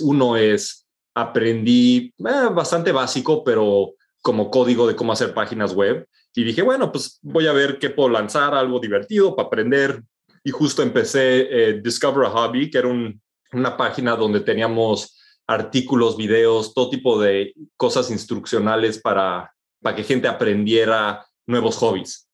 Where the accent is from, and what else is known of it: Mexico; moved away as an adult